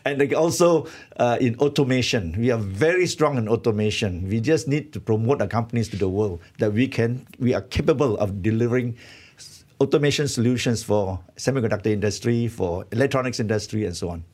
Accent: Malaysia; as a Malaysian

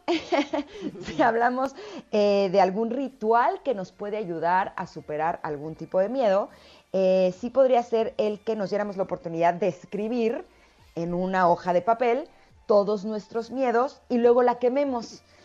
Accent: Mexico City, Mexico; yo nací en la Ciudad de México

